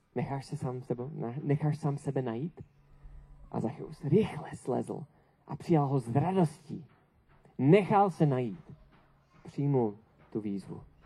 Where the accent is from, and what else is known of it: Czechia